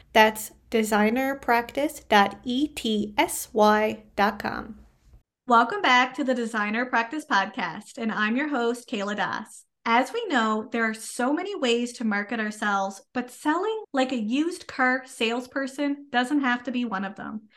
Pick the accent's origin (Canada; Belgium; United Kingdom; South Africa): Canada; I am a Canadian social worker